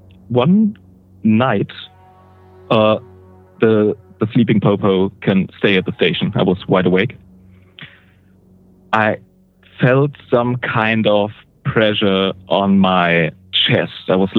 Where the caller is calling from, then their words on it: Switzerland; Awesome. Switzerland.